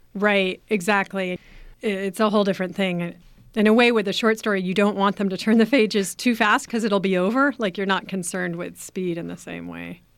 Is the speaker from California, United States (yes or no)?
yes; Berkeley, California, United States; I grew up in Berkeley.